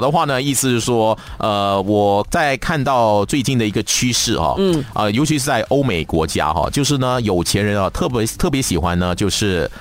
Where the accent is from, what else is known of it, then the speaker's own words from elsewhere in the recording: Malaysia; 对于我们马来西亚人来说哈，家里没有窗帘是非常非常恐怖的事情